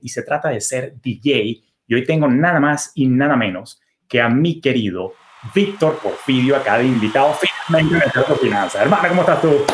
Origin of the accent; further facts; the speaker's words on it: Caracas, Capital District, Venezuela; en la ciudad de Caracas, en mi país natal, Venezuela